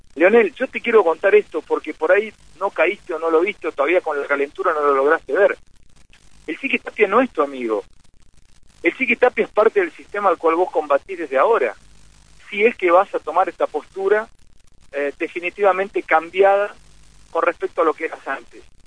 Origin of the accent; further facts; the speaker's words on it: Argentina; a mí me, pone feliz como argentino